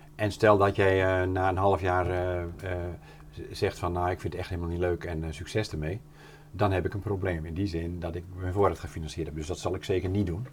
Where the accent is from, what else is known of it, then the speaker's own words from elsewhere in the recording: near Doornspijk, Gelderland, Netherlands; moved away as an adult; also born or lived in Emmeloord; ik kom er hier vier kilometer vandaan, eh, ben ik geboren